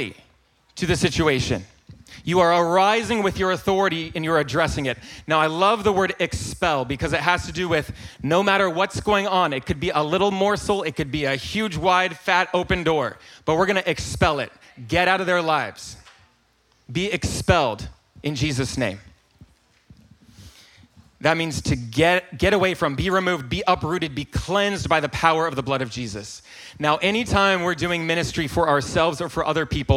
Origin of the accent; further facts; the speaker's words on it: North Carolina, United States; accent: Southern; I am from North Carolina